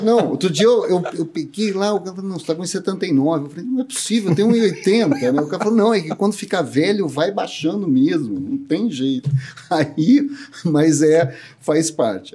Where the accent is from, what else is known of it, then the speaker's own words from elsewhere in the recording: Campinas, São Paulo, Brazil; nasci em Campinas, sou campineiro mesmo